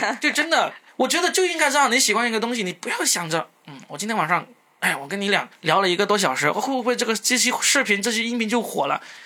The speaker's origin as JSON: {"language": "Chinese", "region": "Guangdong", "country": "China", "accent": "Cantonese-accented Mandarin", "first_language": "Cantonese", "second_language": "Chinese", "said": "我们广东话没有，没有卷舌音的，我们没有那个"}